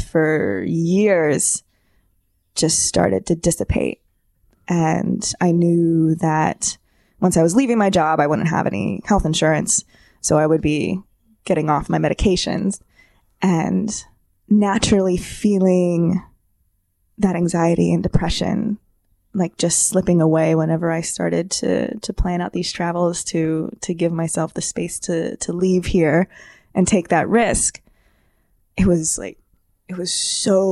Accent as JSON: {"language": "English", "region": "Central Pennsylvania", "country": "United States", "tie": "born or raised there", "also_born_or_lived": "Philadelphia", "said": "I'm from Central PA. I've pretty much lived here my whole life"}